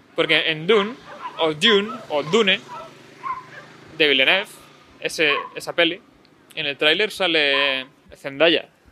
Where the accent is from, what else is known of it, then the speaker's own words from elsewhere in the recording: Spain; a veces en España, sabios de Daniels, que no tenemos un inglés muy bueno